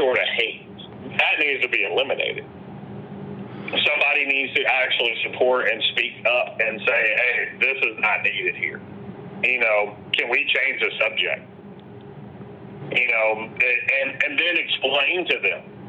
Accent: Indianapolis, Indiana, United States; I grew up in Pike Township.

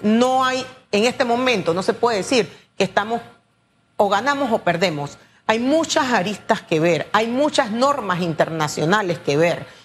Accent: Panama; nosotros como panameño

